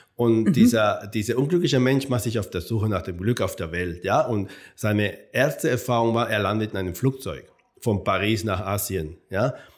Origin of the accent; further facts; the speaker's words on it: Cuba; moved away as an adult; also born or lived in Jena, Germany; now in Frankfurt, Germany; geboren wurde ich auf Kuba. Ich bin ja äh, Sohn äh, spanischer Auswanderer und äh, die Anfang des Jahrhunderts, des Jahrhunderts noch nach äh, Kuba äh, gezogen sind. Ähm, und da bin ich aufgewachsen.